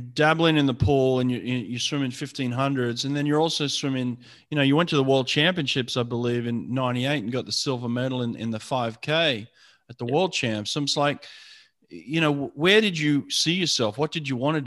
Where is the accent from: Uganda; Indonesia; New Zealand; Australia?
Australia; Sydney, New South Wales; I grew up in Maroubra, you know, so I grew up around the Bra Boys